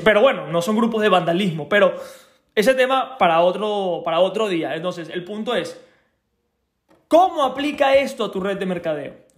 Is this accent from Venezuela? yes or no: yes; Venezuela; moved away; cuando era pequeño, cuando vivía en Venezuela, tenía alrededor de 15 años